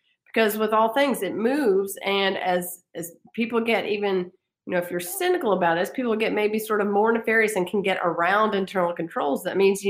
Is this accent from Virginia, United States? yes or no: yes; Virginia, United States; moved away as an adult; also born or lived in Washington, D.C. / Indiana; I returned back home to Virginia, which is my home state